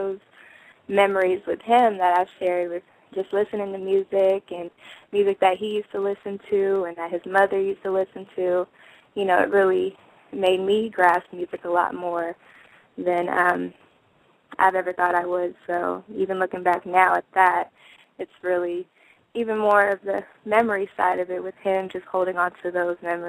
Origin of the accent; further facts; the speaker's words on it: California, United States; I was born in Cali